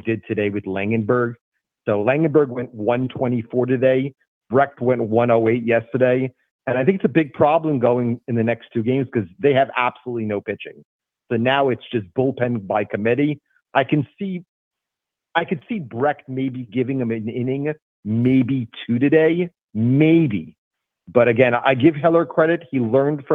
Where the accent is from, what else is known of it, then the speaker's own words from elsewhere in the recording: Charlotte, North Carolina, United States; my hometown Charlotte team